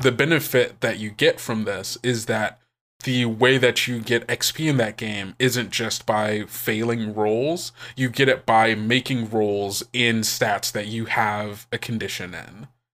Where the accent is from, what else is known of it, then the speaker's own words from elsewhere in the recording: St. Louis, Missouri, United States; I am originally from Saint Louis, Missouri.